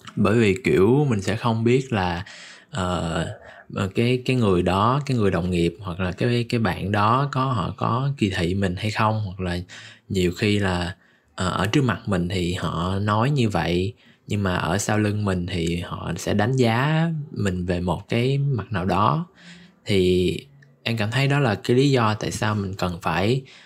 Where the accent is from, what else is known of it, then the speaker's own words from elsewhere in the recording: Ho Chi Minh City, Vietnam; mình cũng là người Sài Gòn